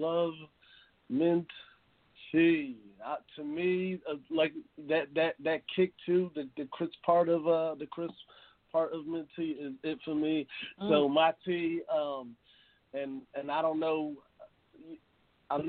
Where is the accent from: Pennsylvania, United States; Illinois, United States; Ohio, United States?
Pennsylvania, United States; Philadelphia; I'm from Philadelphia